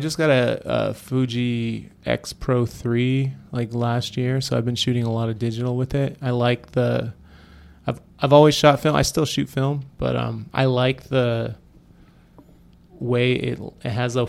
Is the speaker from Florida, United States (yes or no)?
no; San Francisco, California, United States; growing up in San Francisco, like I would notice a lot of graffiti.